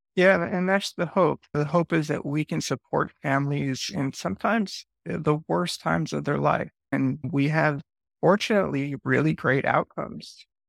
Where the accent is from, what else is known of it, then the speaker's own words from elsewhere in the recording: Westchester, New York, United States; moved away as an adult; now in New Orleans, United States; I grew up for the first 21 years of my life in Westchester, New York, which is a suburb of New York City